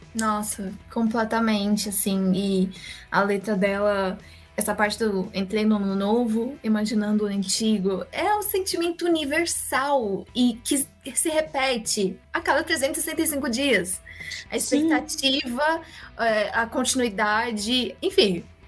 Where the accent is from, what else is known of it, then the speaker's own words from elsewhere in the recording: Brazil; sendo brasileiros